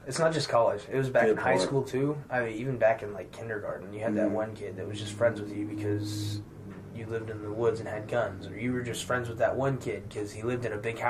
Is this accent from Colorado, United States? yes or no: no; Midwest Missouri, United States; accent: southern; I'm from Midwest Missouri.